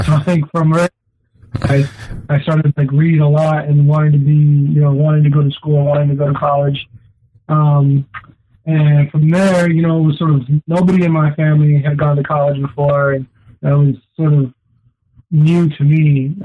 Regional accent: Ontario, Oregon, United States; also born or lived in Nampa, Idaho; grew up in a town called Ontario, Oregon

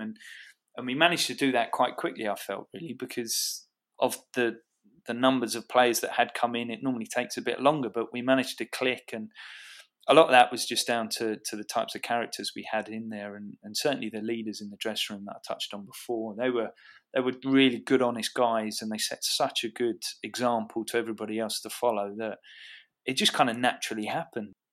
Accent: Watford, East of England, United Kingdom; moved away as an adult; Watford had been my hometown club

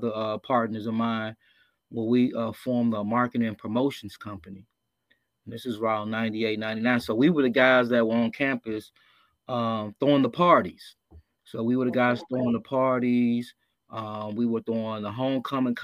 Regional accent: Gary, Indiana, United States; born or raised there

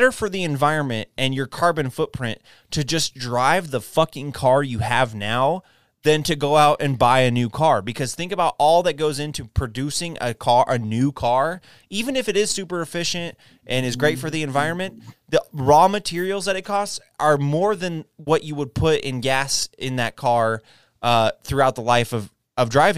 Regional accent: Texas, United States; moved away; also born or lived in New Jersey; I was born and raised in Texas.

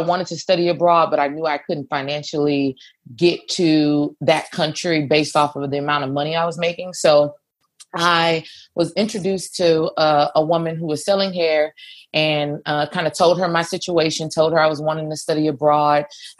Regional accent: Houston, Texas, United States; born and raised in Houston, Texas

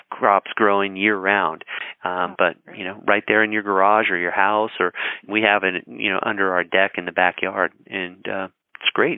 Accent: Colorado, United States; I grew up in Colorado

